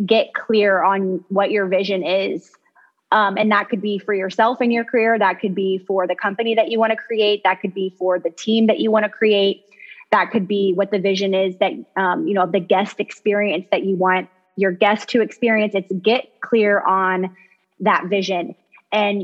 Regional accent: Kentucky, United States; I'm from Kentucky

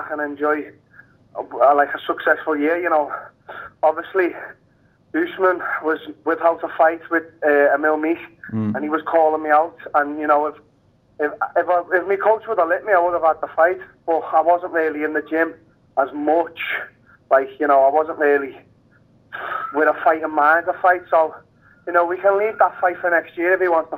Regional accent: Liverpool, North West England, United Kingdom; my hometown

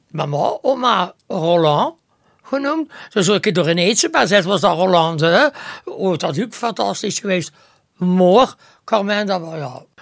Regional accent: Ghent, Flanders, Belgium; Ah, wel, nummer 37 ben ik geboren.

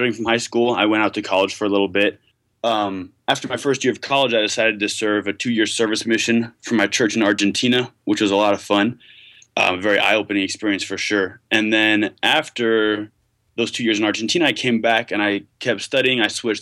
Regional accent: Westchester, New York, United States; now in Provo, United States; I grew up in Westchester

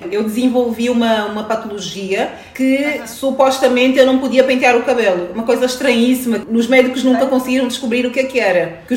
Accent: Angola; mas eu cresci Sim, em Angola

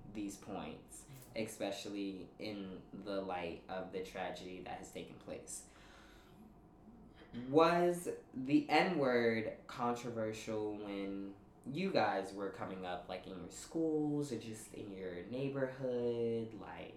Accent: New York City, New York, United States; I grew up in Park Slope, which, for those of y'all who don't know, it's a very predominantly white neighborhood in Brooklyn

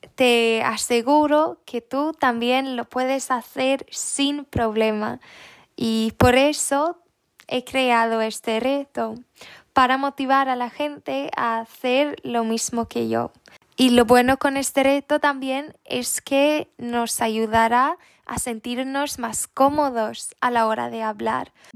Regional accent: Sweden; Spanish is a second language; also born or lived in Netherlands (ancestry); no soy española ni latina, em, soy sueca.

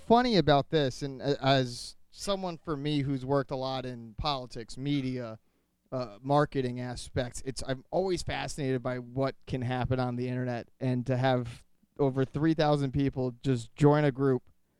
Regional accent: Rhode Island, United States; I'm from Rhode Island.

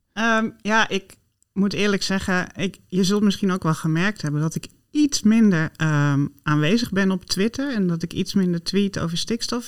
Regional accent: Friesland, Netherlands; ik ben opgegroeid in Friesland

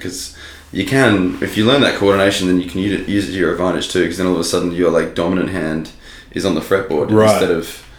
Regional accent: Aldinga, South Australia, Australia; I grew up in Aldinga down south.

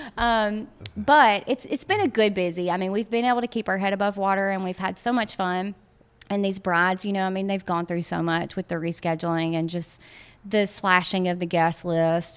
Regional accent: Guntown, Mississippi, United States; also born or lived in Tupelo, Mississippi; now in Oxford, United States; I'm actually from Tupelo, which is, um, an hour from here. Uh, my husband and I are both from Tupelo, grew up in a little bitty town called Guntown, Mississippi

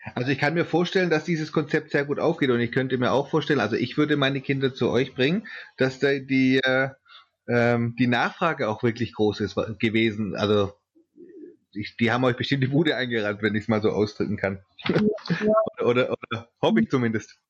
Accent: Swabia, Germany; ich komme aus Schwaben

